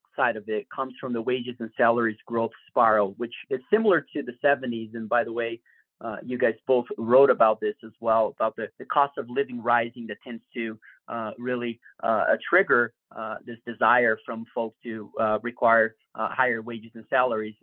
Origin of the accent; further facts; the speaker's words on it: Brazil; moved away; I come from Brazil, and I certainly have lived through inflationary environments.